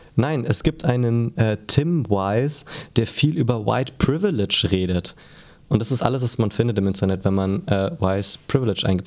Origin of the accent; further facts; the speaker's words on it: Germany; als Deutscher